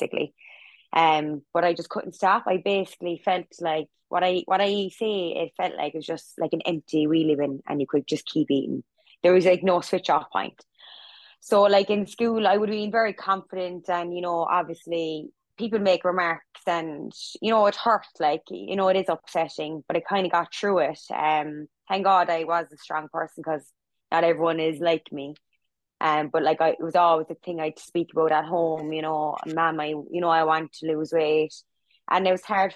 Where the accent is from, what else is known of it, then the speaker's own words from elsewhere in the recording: Cork, Munster, Ireland; I'm from Cork.